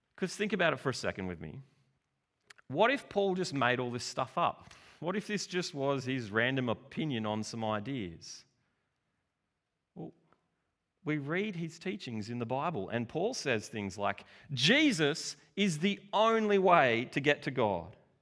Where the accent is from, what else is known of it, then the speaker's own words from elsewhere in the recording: Australia; we're from Australia. you know, the land of tall poppies and the underdog.